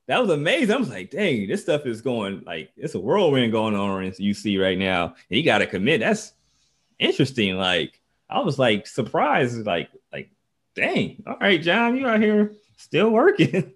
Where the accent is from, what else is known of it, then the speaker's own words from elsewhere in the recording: Dayton, Ohio, United States; I'm from Dayton. It's a ba, it's a basketball city.